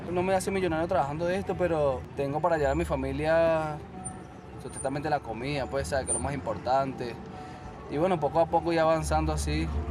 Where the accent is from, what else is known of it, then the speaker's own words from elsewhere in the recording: Venezuela; moved away as an adult; now in Miami, United States; La vida que yo dejé en Venezuela hace siete años